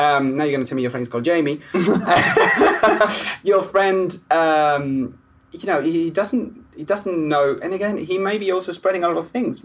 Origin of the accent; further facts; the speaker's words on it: Spain; now in United Kingdom; I'm Spanish